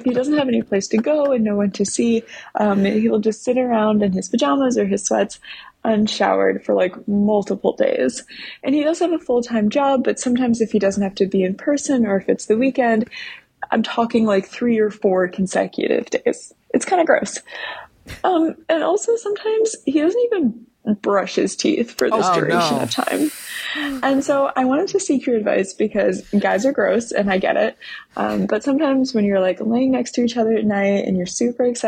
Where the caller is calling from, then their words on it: New York City, New York, United States; I'm calling from New York City